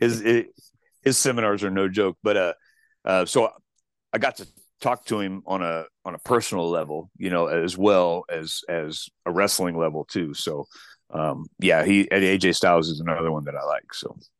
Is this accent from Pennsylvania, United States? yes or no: no; Chillicothe, Missouri, United States; also born or lived in Kansas City; my hometown of Chillicothe, Missouri